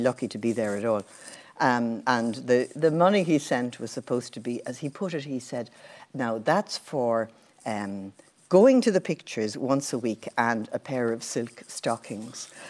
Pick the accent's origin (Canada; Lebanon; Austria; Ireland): Ireland; Borris, Leinster; moved away; growing up in a village is brilliant